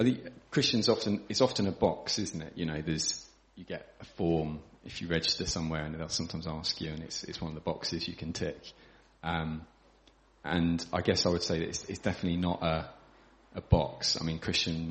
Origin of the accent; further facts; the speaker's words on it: Crowborough, South East England, United Kingdom; also born or lived in London / Manchester; I grew up around here in Crowborough